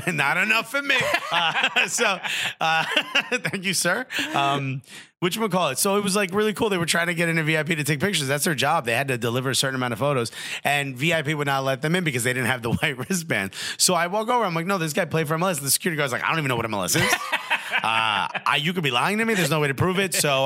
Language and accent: English; Newark, New Jersey, United States; I'm from Newark.